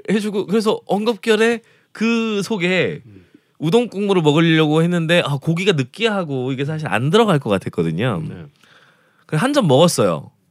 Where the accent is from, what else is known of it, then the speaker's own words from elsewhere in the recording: Seoul, South Korea; 이제 서울에서 왔다고 저를 접대를 해주시느라고 이것저것 맛있는 집들에 많이 데려가셨었어요.